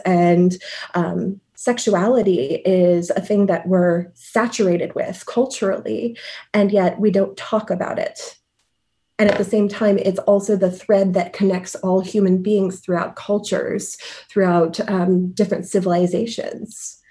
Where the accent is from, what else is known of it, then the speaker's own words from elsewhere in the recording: Michigan, United States; moved away as an adult; also born or lived in Cleveland / San Francisco / New York / Rome; now in Chicago, United States; I'm originally from Michigan